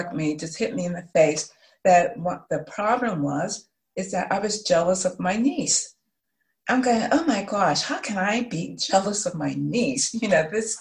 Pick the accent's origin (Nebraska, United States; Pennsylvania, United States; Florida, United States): Pennsylvania, United States; Pittsburgh; I'm from Pittsburgh, but I am in St. Louis because my sister was diagnosed with cancer